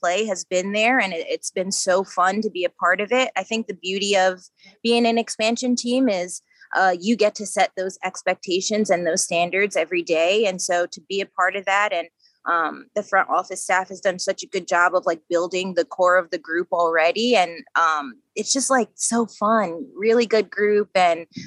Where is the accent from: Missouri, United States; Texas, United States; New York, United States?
New York, United States; Long Island; growing up on Long Island